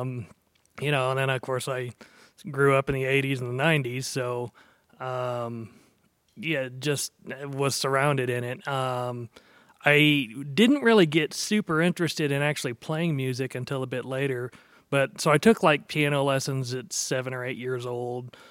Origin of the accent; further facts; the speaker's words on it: Dallas, Texas, United States; also born or lived in Norman, Oklahoma; I spent most of my life growing up down there